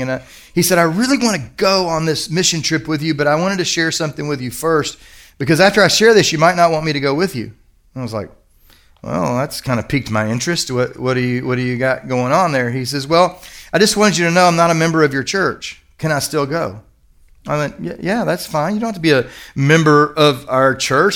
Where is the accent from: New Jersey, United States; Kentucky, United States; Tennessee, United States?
Kentucky, United States; I'm from Kentucky